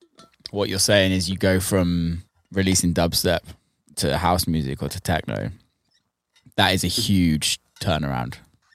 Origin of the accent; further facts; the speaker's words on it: Bristol, South West England, United Kingdom; I grew up in Bristol, so dubstep was always around me